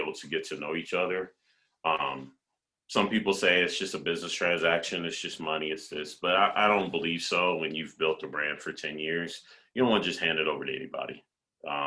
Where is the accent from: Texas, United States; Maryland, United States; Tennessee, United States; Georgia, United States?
Texas, United States; I'm from Texas. I say things weird.